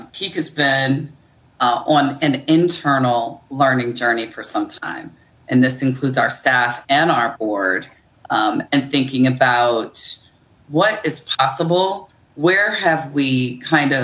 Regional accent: Akron, Ohio, United States; now in Baltimore, United States; I'm originally from Akron, Ohio, but I make my home in Baltimore on Piscataway land

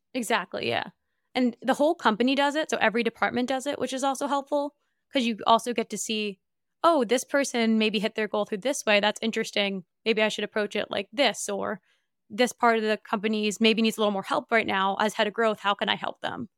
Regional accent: New Jersey, United States; I grew up in Northeast

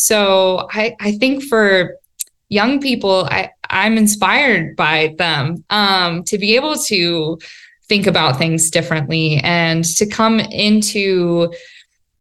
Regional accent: the Front Range, Colorado, United States; I grew up on the Front Range.

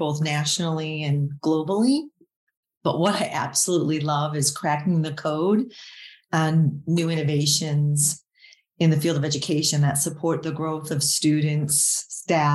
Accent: United States; as an American or coming from the United States lens

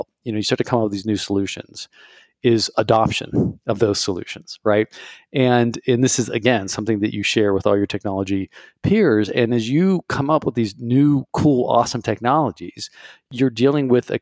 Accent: Ohio, United States; I was raised in Ohio

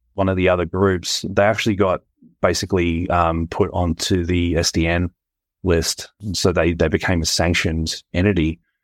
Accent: Australia; my home country

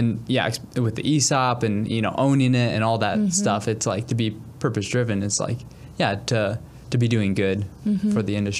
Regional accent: Peoria, Illinois, United States; I grew up in Peoria, not too far from here.

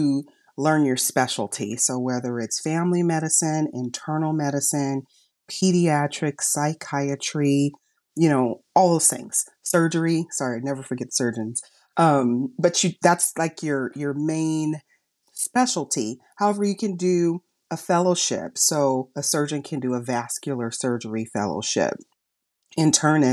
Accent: Los Angeles, California, United States; I'm from Los Angeles, and like I said, community service has always been a part of my life, even in every stage of my education. I remember in college, I was a tutor back in Los Angeles where I grew up

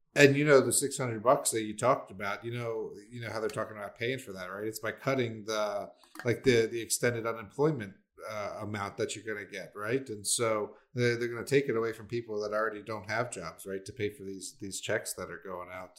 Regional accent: Maryland, United States; moved away; my hometown and back in Maryland, you know, I just wanted to see in the small little two one nine two one zip code where I grew up

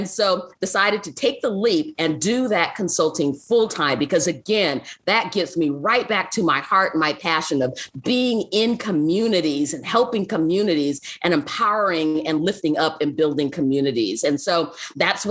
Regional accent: Seattle, Washington, United States; also born or lived in Africa; I'm from Seattle

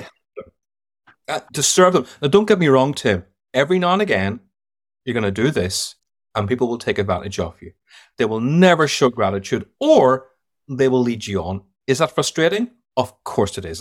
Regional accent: Ireland; accent: Irish; moved away as an adult; also born or lived in London / United States; now in United Kingdom; I worked 25 years in London, but I grew up in Ireland, so I'm a bit of both.

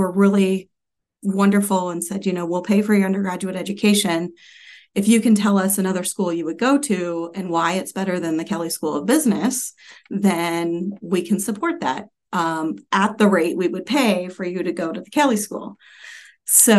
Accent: Anderson, Indiana, United States; I grew up in Anderson, Indiana

